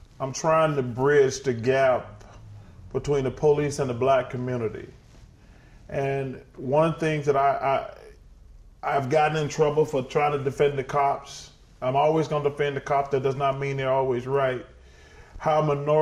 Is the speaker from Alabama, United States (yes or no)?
yes; Alabama, United States; I'm from Alabama.